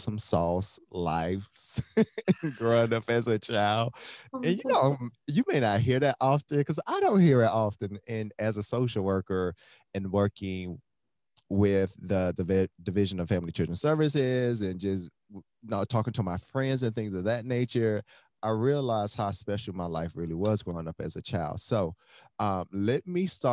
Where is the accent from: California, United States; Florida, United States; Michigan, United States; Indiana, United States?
Florida, United States; Miami; I'm from Miami, Florida, so we couldn't afford to go anywhere